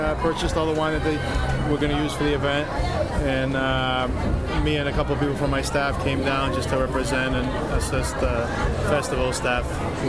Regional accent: Greece; now in Boston, United States; Well, I came from Greece many years ago, but I live in Boston now

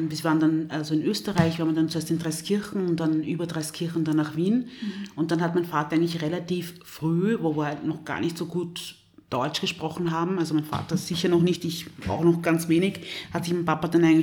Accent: DR Congo; born there; ich bin in der Demokratischen Republik Kongo

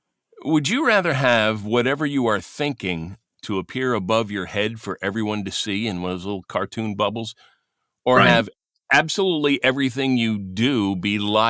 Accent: Westfield, New Jersey, United States; growing up in Westfield

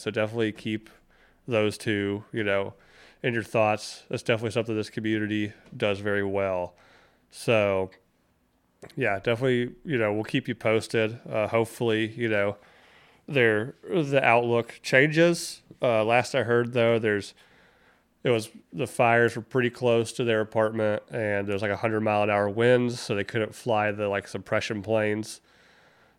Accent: North Carolina, United States; moved away; When I was growing up in North Carolina

